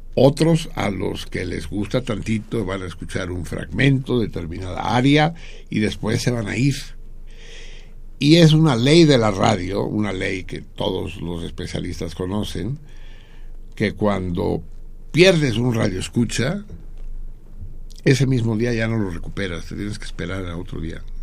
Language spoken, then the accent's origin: Spanish; Mexico